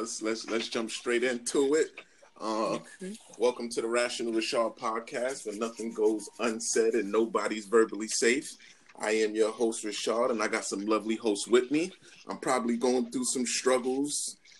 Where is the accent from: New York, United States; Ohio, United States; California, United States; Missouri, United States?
New York, United States; New York City; I grew up in the Bronx, Tracy Towers, went to Clinton High School.